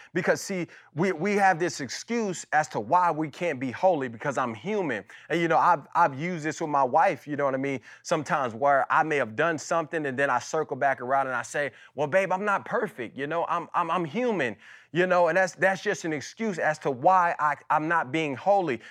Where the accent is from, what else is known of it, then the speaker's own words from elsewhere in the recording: Las Vegas, Nevada, United States; my childhood and kinda growing up in Las Vegas.